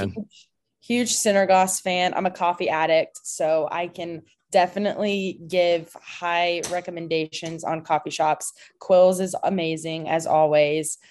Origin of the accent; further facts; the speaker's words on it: Clarksville, Tennessee, United States; also born or lived in Franklin, Tennessee; now in Louisville, United States; I'm from Clarksville, Tennessee, but my family, um, we moved to Franklin when I was in eighth grade